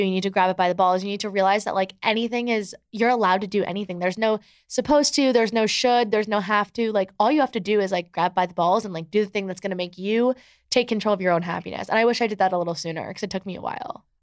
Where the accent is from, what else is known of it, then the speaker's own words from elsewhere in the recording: New Jersey, United States; moved away as an adult; also born or lived in Michigan; now in New York City, United States; I live in New York City, but I'm from New Jersey, and, like, my whole entire high school, like, actually is here